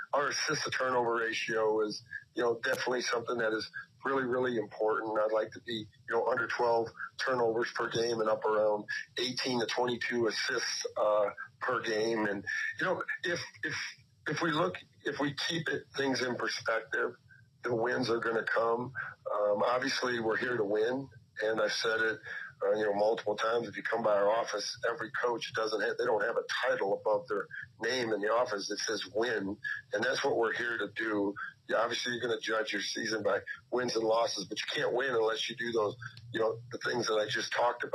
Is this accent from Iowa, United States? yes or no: yes; Iowa, United States; growing up in Iowa